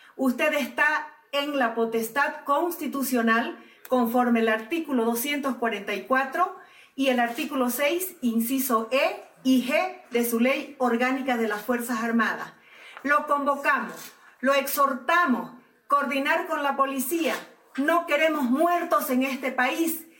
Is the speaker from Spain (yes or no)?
no; Bolivia; como boliviano